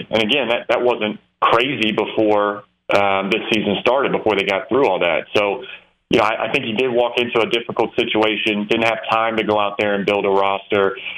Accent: Roanoke, Virginia, United States; Virginia, Virginia Tech, that's what I grew up on. I'm from Roanoke, Virginia.

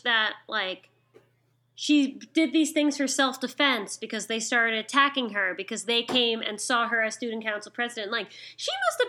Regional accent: United States; I'm from America

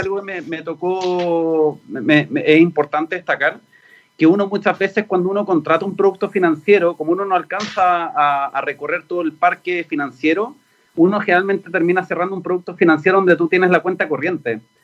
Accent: Chile; en Chile somos un mercado chiquitito piloto, que somos 20 millones

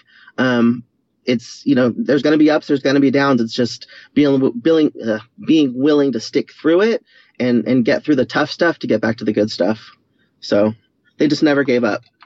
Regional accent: San Diego, California, United States; I was born here in San Diego in 1975, so I'm 44. My parents are still living in the same house. They've been married for 45 years, the same house that I grew up in.

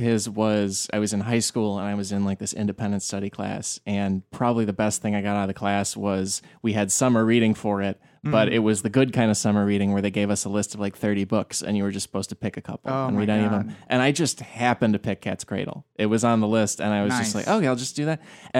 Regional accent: Illinois, United States; I'm from Illinois.

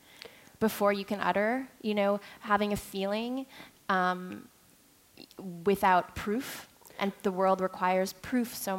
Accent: Montreal, Quebec, Canada; moved away as an adult; now in New York, United States; growing up in Montreal, I was on student council and was an athlete

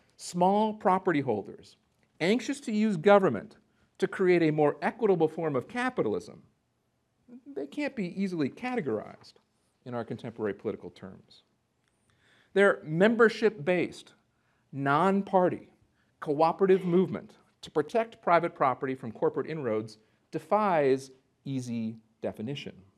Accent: Minneapolis, Minnesota, United States; also born or lived in North Dakota; I grew up in the Minneapolis, Saint Paul area

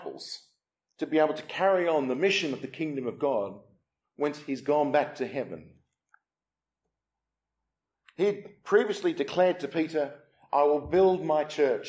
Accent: Australia; now in England; I'm from Australia, my wife's from South Africa

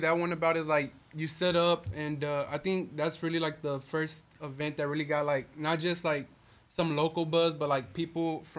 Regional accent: Houston, Texas, United States; born or raised there

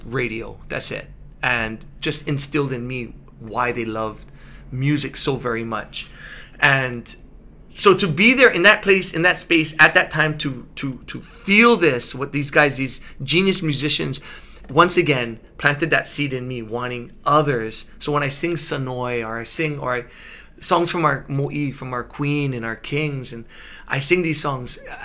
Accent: Honolulu, Hawaii, United States; I'm from Ainahaina

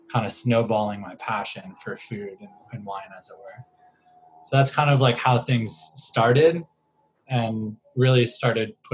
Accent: East Coast, United States; And like growing up on the East Coast, you're, you know, you're an hour, hour and a half away um, from the ocean.

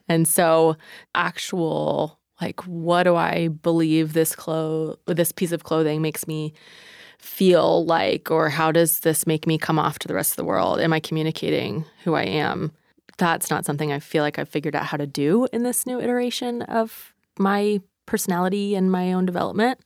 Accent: East Coast, United States; moved away; I'm from the East Coast

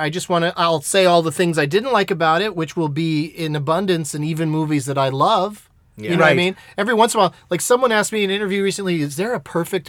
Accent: San Diego, California, United States; I grew up in San Diego

